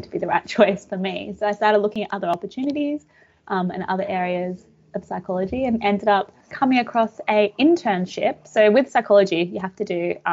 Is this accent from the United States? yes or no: no; Australia; also born or lived in Budapest, Hungary; I was born in Budapest in Hungary. And my family came out to Australia when I was about 4 years old.